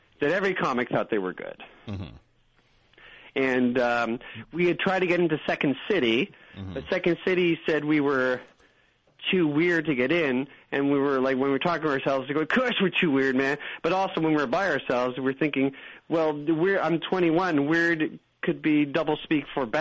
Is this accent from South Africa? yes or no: no; Canada; we're also Canadian